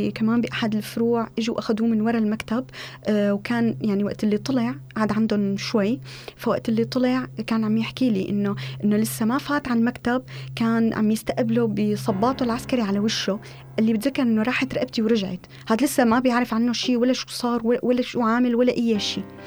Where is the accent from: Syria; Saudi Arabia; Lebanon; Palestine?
Syria; Damascus, Damascus Governorate; moved away as an adult; also born or lived in Jordan; now in Istanbul, Turkey